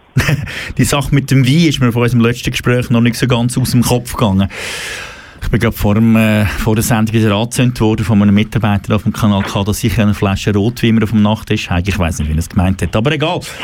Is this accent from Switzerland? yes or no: yes; Switzerland; Bei uns in der Schweiz